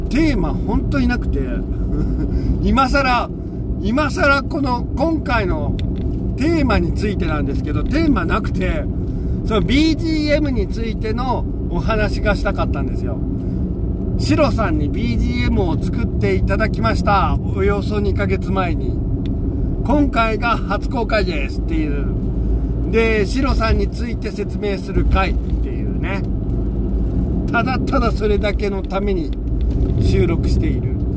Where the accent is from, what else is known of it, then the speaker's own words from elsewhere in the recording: Seto Inland Sea area, Japan; moved away; also born or lived in Kansai; 僕はあの、基本的に瀬戸内海出身なので、味付けが薄いんです。あのー、薄味で育ったんですよ。